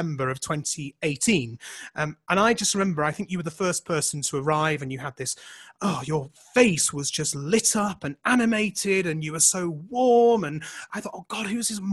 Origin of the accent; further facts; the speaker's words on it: United Kingdom; now in Calgary, Canada; I'm not Australian. I'm British.